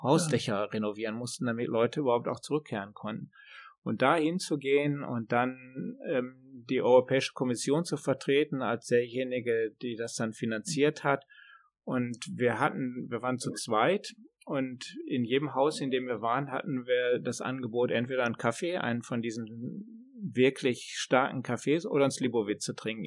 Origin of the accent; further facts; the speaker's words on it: Germany; now in Sweden; als Deutscher kann man ja hier gut leben